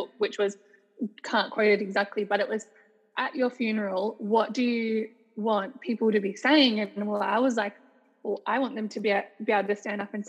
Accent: Mornington Peninsula, Victoria, Australia; also born or lived in Perth, Western Australia; I grew up basically most of my life on a place called the Mornington Peninsula, which is about an hour from Melbourne City

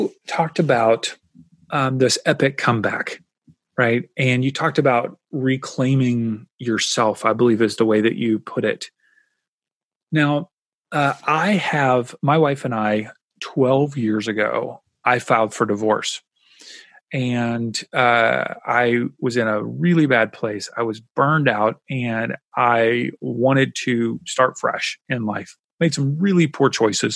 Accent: Kentucky, United States; I grew up in Kentucky

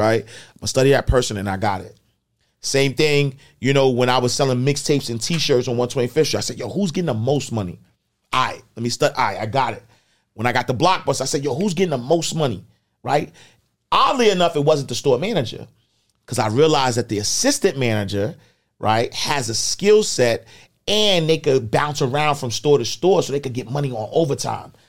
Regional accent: New York City, New York, United States; I'm the kid from Harlem

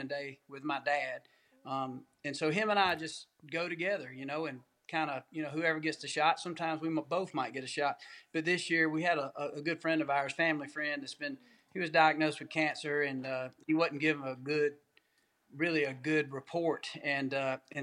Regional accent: Georgia, United States; growing up in Georgia

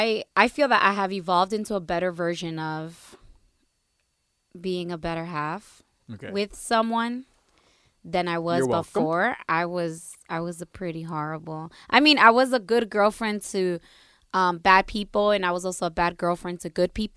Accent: New Jersey, United States; Growing up in Jersey, mini DR, we all came from very strict households.

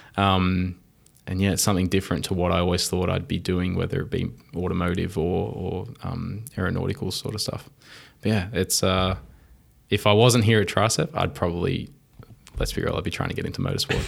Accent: Wollongong, New South Wales, Australia; I grew up in Wollongong

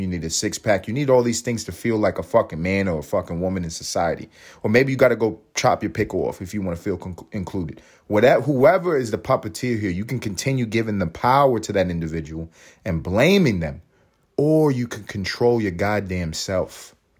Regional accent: United States; As an American

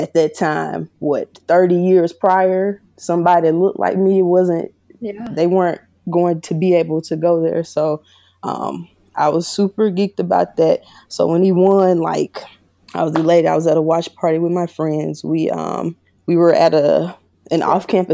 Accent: Meridian, Mississippi, United States; also born or lived in Jackson, Mississippi; I was born and raised in Meridian, Mississippi.

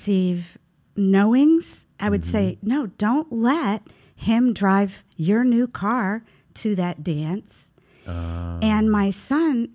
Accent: Youngstown, Ohio, United States; also born or lived in Brooklyn, New York; now in Brevard, United States; In a suburb of Youngstown, Ohio

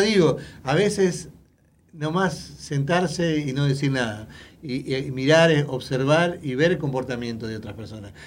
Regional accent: Uruguay; now in United States; Yo soy uruguayo

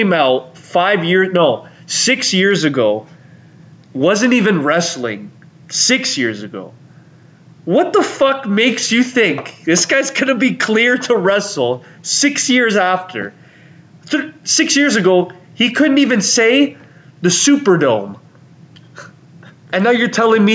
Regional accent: Canada; We're Canadian.

